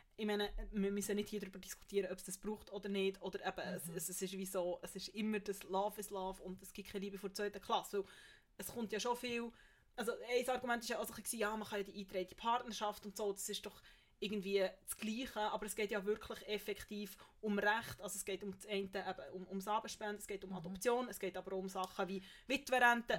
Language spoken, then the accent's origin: German; Bern, Switzerland; als Bernerin